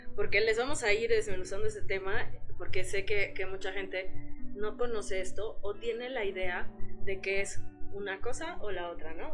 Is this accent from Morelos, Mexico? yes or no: yes; Morelos, Mexico; now in Querétaro, Mexico; yo soy de Morelos, pero llegué aquí en Querétaro hace muchos años